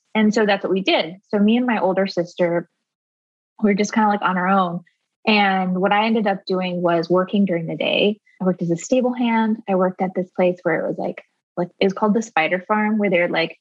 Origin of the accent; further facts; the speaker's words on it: rural Arizona, United States; I grew up in rural Arizona, and I was homeschooled by my mom